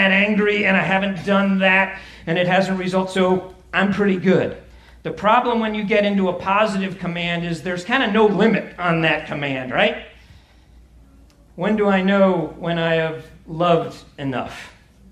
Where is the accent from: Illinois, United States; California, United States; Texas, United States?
Illinois, United States; Chicago; I'm from Chicago